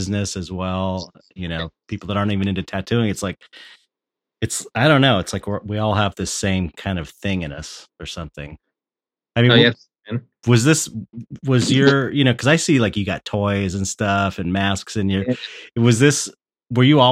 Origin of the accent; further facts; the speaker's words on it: Los Angeles, California, United States; I grew up in San Pedro.